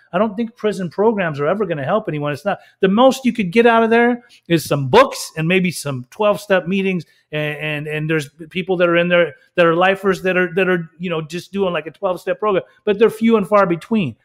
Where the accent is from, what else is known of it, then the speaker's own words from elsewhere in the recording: Salt Lake City, Utah, United States; I grew up in Salt Lake City, Utah, for a long time.